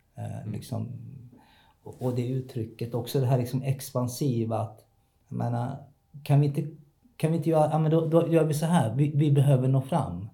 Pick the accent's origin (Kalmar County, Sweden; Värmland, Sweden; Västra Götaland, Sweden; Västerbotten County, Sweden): Kalmar County, Sweden; Kalmar; now in Hässleholm, Sweden; Jag är född i Kalmar, uppvuxen i Kalmar.